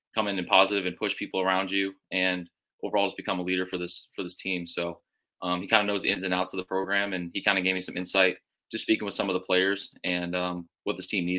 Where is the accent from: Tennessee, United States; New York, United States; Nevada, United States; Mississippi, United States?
Nevada, United States; Las Vegas; moved away; also born or lived in Southern California; I grew up in Vegas, lived in Southern California for a little bit